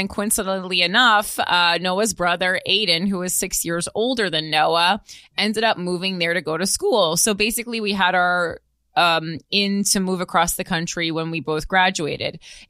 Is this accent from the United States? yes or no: yes; Midwest, United States; I know that's shocking because we're from the Midwest